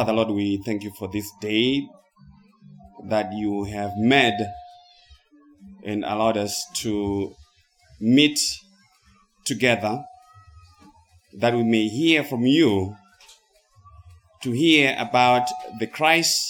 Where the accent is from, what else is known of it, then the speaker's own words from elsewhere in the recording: Zimbabwe; moved away as an adult; now in United States; Of course, I'm originally from Zimbabwe. And I have been living in the United States of America for the past 24 years